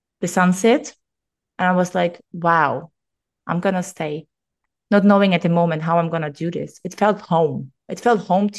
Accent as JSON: {"language": "English", "country": "Austria", "tie": "born or raised there", "first_language": "German", "second_language": "English", "moved": "as an adult", "lives_now": "Greece", "said": "while I was in my hometown"}